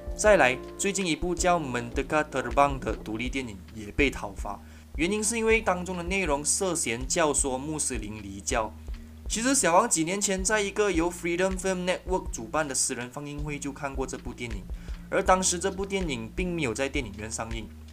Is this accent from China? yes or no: no; Malaysia; 我们身为马来西亚人